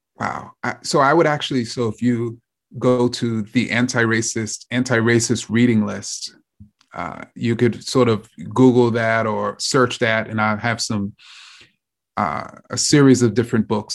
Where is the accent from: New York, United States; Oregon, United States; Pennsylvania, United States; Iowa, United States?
New York, United States; New York City; I grew up in Jamaica, Queens, and so I came up on Queens hip hop in particular.